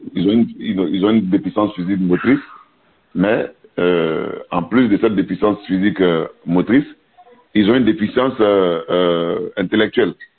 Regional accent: Côte d’Ivoire; chez nous en Côte d'Ivoire

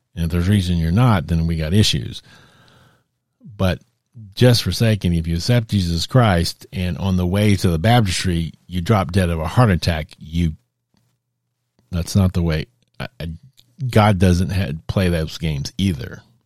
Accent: Texas, United States; I'm a native Texan.

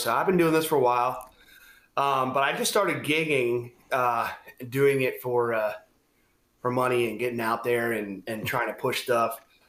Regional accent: Florida, United States; also born or lived in South Carolina / Georgia / North Carolina; I was born in Greenville, lived there, Greenville, South Carolina. Okay. Lived there for 2 days, then moved to Georgia, and then North Carolina, Florida, and so I call Florida home as far as like that's where I went to high school

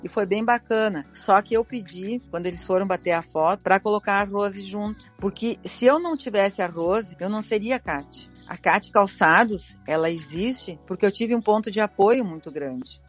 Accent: Campo Bom, Rio Grande do Sul, Brazil; eu nasci em Campo Bom e estudei todo o meu ciclo lá

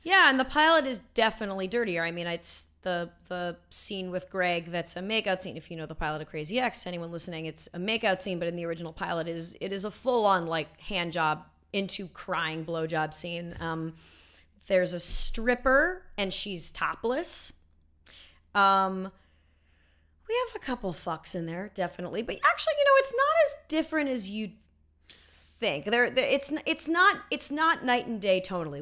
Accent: Los Angeles, California, United States; I grew up, yes, I grew up in L

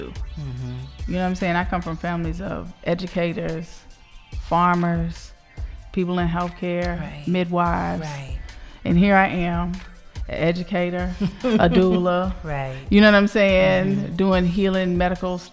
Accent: the South, United States; I'm from the South

